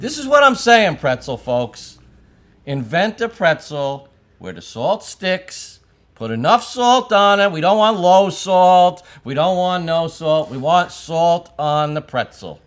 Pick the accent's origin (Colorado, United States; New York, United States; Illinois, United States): New York, United States; New York City; I grew up in Brooklyn